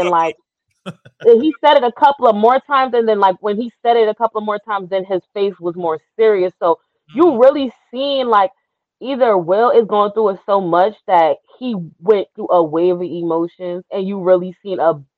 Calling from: Georgia, United States

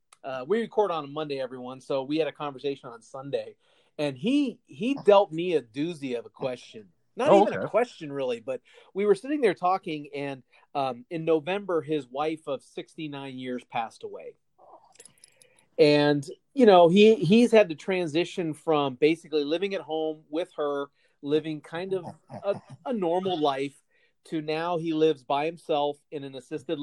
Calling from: Phoenix, Arizona, United States; I'm recording from Kirchworth Manor South in Phoenix, Arizona, also with a couple of sleeping animals in my recording studio

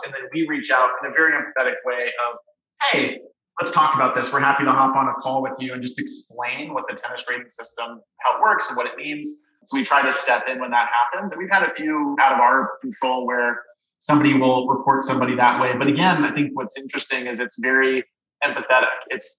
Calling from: Denver, Colorado, United States; Because in Colorado, I'm calling from Denver.

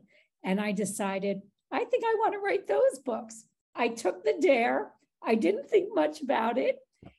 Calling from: Chicago, Illinois, United States; Chicago, Illinois.

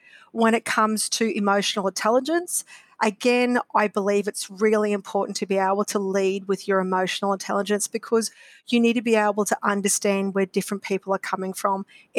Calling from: Brisbane, Queensland, Australia; I am coming from Brisbane today.

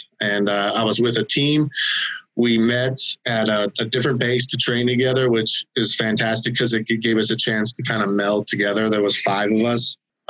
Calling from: San Antonio, Texas, United States; I'm calling actually from San Antonio, Texas. Relocated here. I'm not a natural born Texan. Relocated here in 2015.

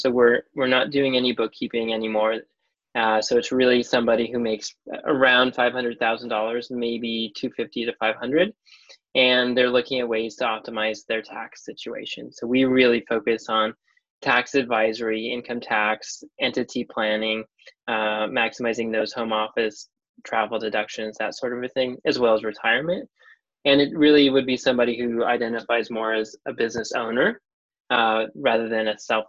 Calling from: Vancouver, British Columbia, Canada; I am calling from Vancouver, British Columbia.

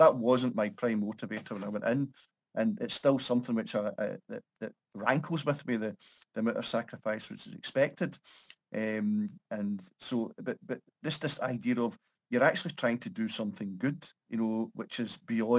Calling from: Paisley, Scotland, United Kingdom; I'm in Paisley, a small town just outside Glasgow, so sort of greater Glasgow region.

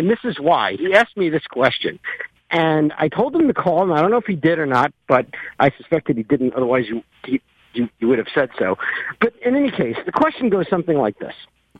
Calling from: Brooklyn, New York, United States; from Brooklyn.

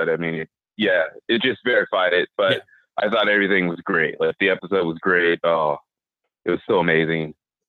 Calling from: California, United States; I'm calling from California.

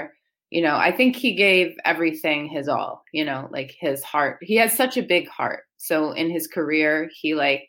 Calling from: Waldwick, New Jersey, United States; So I'm from Waldwick, New Jersey.

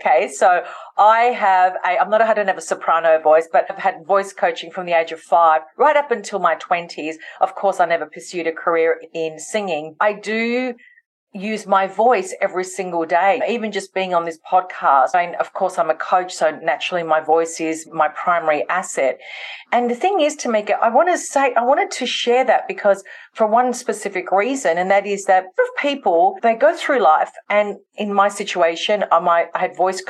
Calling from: Melbourne, Victoria, Australia; I'm tuning in from Melbourne in Australia, hence the different accent.

